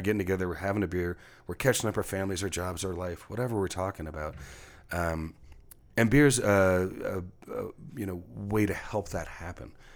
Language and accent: English; Texas, United States; now in Seattle, United States; a Texan coming from a rural background, um, one generation off the farm